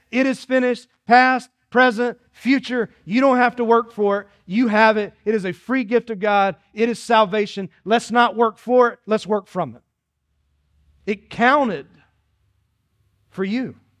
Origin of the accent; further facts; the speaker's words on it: Dillon, South Carolina, United States; I grew up in Dillon, South Carolina, in the country